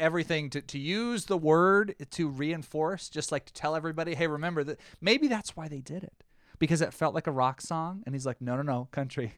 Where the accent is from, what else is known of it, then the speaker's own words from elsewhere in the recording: the South, United States; I'm from the South